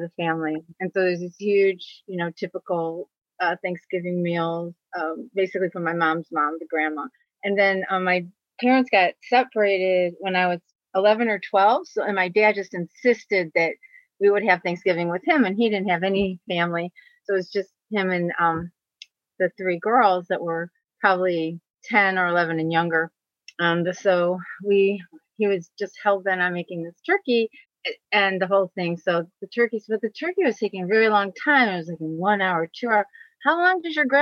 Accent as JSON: {"language": "English", "region": "Ohio", "country": "United States", "moved": "yes", "lives_now": "California, United States", "said": "That was Ohio. Now I'm in California."}